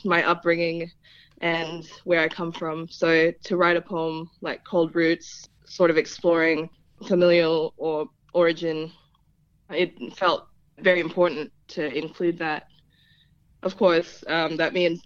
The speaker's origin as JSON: {"language": "English", "country": "Philippines", "tie": "born or raised there", "also_born_or_lived": "Hobart, Tasmania", "first_language": "Tagalog", "second_language": "English", "moved": "yes", "lives_now": "Tasmania, Australia", "said": "I was actually born in Hobart due to just some medical issues. But very soon after I was born, my family went back to the Philippines, and I grew up over there."}